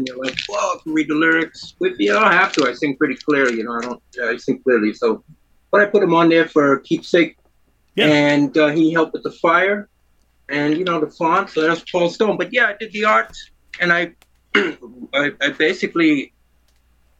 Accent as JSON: {"language": "English", "town": "New York City", "region": "New York", "country": "United States", "tie": "born or raised there", "also_born_or_lived": "Trinidad"}